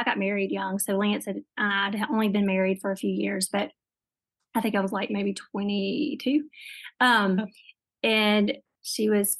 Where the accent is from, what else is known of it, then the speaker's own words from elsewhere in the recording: Northeast Louisiana, United States; I'm from Northeast, like, Louisiana